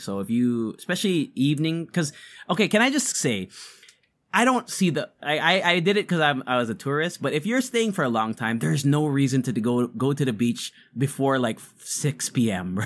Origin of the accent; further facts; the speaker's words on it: Philippines; we're Filipino podcasters